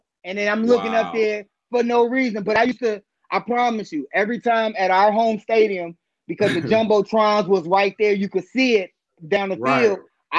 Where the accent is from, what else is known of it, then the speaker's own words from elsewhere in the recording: Washington, District of Columbia, United States; I'm from Washington, D.C.